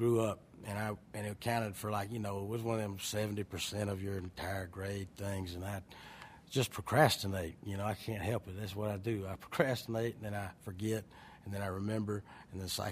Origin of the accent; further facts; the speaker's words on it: Richland, Georgia, United States; also born or lived in Ellaville, Georgia; I grew up in Ellaville, and I was raised in Richland, and that's all 10 minutes from Plains, Georgia